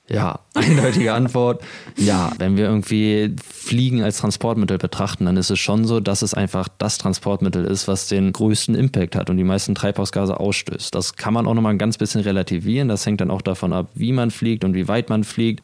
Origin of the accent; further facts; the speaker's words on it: Kiel, Schleswig-Holstein, Germany; moved away; Ich begrüße euch aus Kiel, der schönen Ostseeküste Deutschlands. Wir sind hier gerade bei meinen Eltern zu Besuch und ich bin richtig happy, wieder in meiner Heimat zu sein.